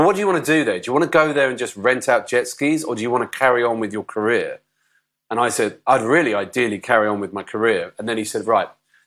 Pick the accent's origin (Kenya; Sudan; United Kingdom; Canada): United Kingdom; moved away as an adult; also born or lived in London; if you wanted to go to Australia as a Brit, on a work permit for a year, you had to go before the age of 30. So I was, I think, 29 at the time